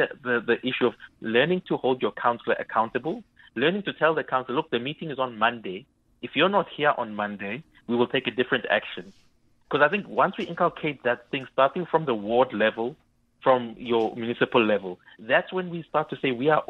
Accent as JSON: {"language": "English", "town": "Evaton", "region": "Gauteng", "country": "South Africa", "said": "I come from Everton in the Vaal."}